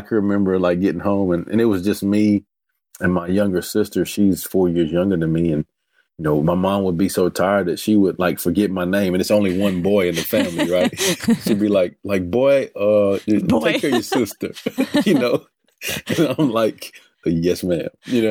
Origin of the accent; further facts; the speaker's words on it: Hearne, Texas, United States; You know, I'm originally from Hearne, Texas, which is over by Bryan College Station, and you know, grew up in church.